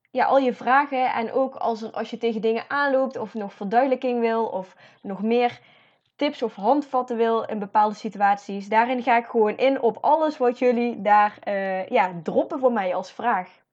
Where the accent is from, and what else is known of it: Netherlands